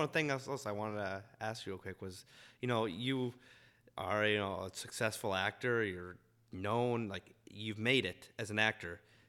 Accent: Utah, United States; You know, I grew up in Utah with the Jazz.

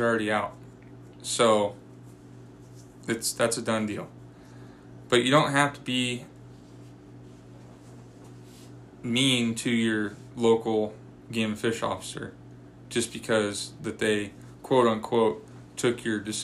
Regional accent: Washington, United States; now in Kingman, United States; growing up in Washington

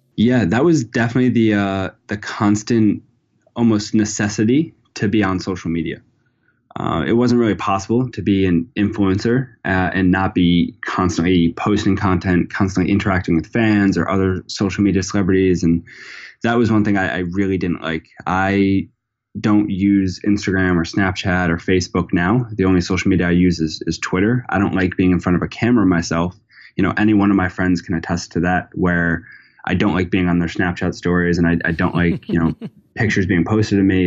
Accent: Narragansett, Rhode Island, United States; I'm from Narragansett, Rhode Island, which is, you know, a small town

